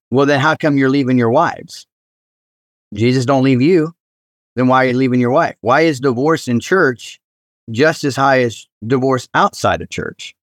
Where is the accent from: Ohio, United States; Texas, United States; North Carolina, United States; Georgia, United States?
Ohio, United States; Cincinnati; I grew up in Cincinnati